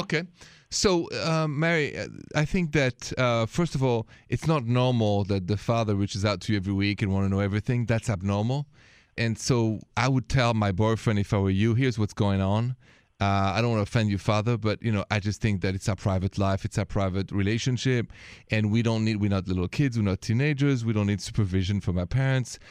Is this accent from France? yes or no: yes; France; accent: French; My accent is French